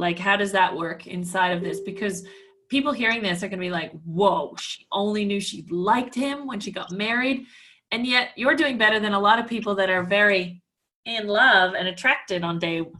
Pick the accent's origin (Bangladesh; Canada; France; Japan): Canada; or even as a Canadian, we don't listen for these benefits because we just don't know about it.